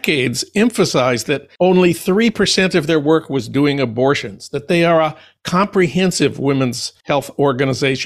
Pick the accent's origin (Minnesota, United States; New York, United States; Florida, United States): Minnesota, United States; St. Paul; my hometown of St. Paul